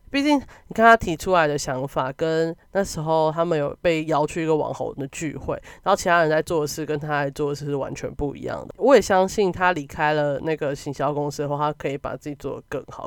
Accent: Taiwan; 但身为一个台湾人，或是身为你处在一个小国家

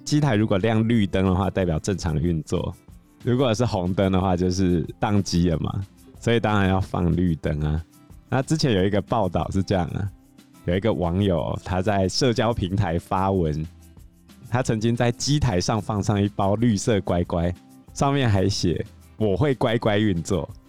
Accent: Taiwan; 我们台湾还有拍过兔儿神的故事啊

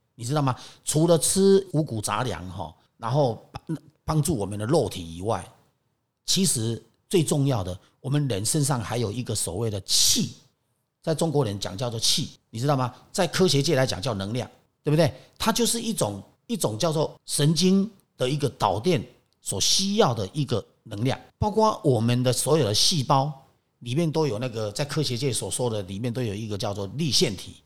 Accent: Taiwan; 因为我是在台湾长大嘛

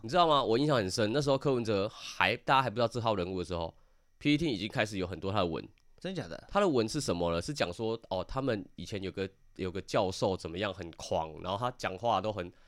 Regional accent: Taiwan; 表现出来给我们台湾人看

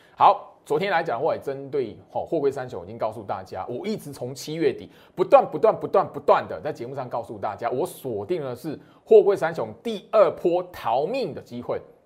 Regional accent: Taiwan; 我是台湾人

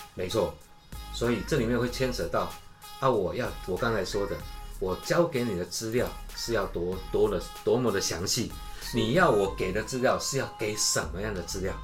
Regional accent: Taiwan; 现在我们台湾人流行的那三个字叫“美更小”

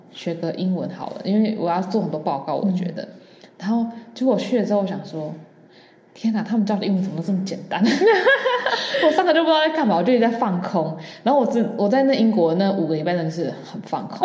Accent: Taiwan; 因为我们台湾人太多美食了，然后所有人都外食，又方便又便宜

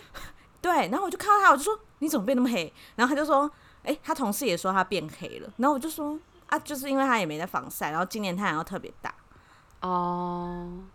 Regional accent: Taiwan; 这是我们台湾人从小内建的

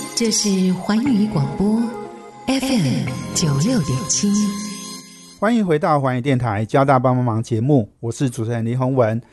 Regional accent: Taiwan; 我们台湾人

